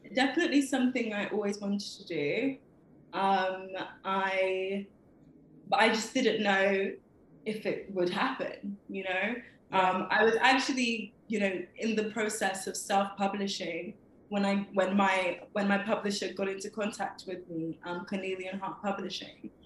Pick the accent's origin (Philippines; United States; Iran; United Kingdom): United Kingdom; London; I was born in London, Camden Town, and I've lived here all my life